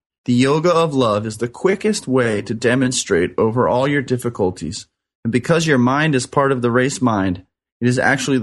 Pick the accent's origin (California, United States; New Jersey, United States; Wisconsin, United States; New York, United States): California, United States; Orange County; I grew up in Orange County here in California